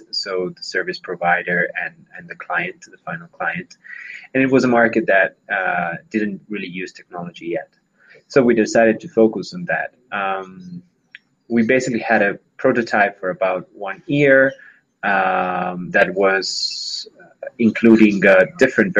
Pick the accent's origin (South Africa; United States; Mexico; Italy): Italy; moved away as an adult; now in Colombia; I'm originally from Italy. Working and living in Colombia since about 5 years